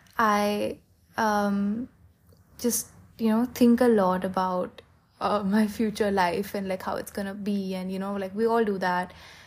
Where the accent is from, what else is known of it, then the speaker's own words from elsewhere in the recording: Philadelphia, Pennsylvania, United States; born there; I was born in Pennsylvania, in Philadelphia, and I wanted to just go back there.